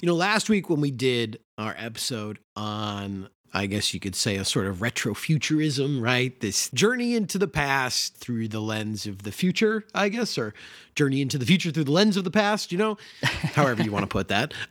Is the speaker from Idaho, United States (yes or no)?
no; Chicago, Illinois, United States; as a Chicagoan